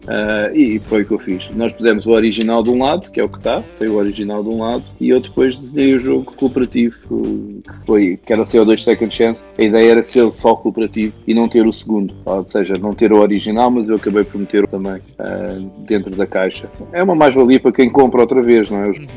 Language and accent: Portuguese; Portugal; É a minha terra